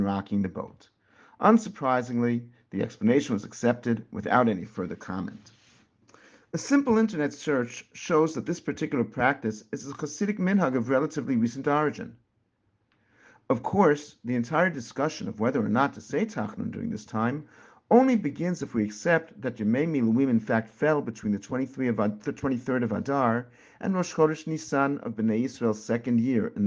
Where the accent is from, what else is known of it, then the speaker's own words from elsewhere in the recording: Teaneck, New Jersey, United States; Growing up in Teaneck, New Jersey, and it was a very different place more years ago than I care to admit, our shul